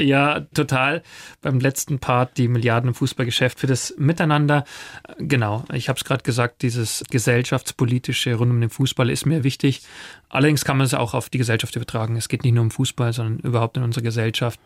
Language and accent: German; east of Munich, Bavaria, Germany; Ich bin selber auf dem Bauernhof äh, aufgewachsen, hier im Osten von München